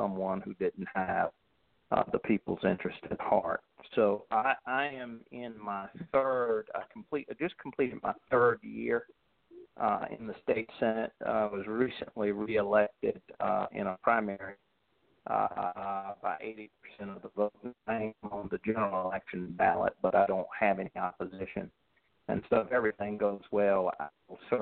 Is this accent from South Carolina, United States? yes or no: yes; Columbia, South Carolina, United States; also born or lived in Atlanta, Georgia; I'm from Columbia, South Carolina, which is the capital of South Carolina.